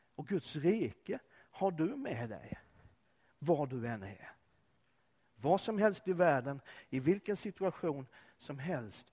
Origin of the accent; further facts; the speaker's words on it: Sweden; also born or lived in Öckerö / Lund / Enköping; Var jag än befinner mig i den här världen så är jag fortfarande svensk